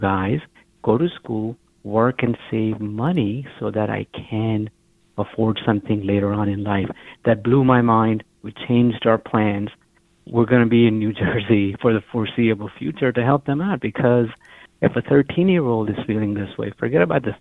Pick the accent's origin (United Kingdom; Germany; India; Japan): India; moved away; I'm from India, and my parents are with us